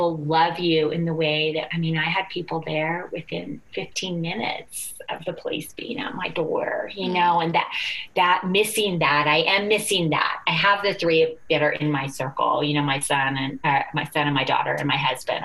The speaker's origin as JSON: {"language": "English", "country": "United States", "said": "we're from the United States"}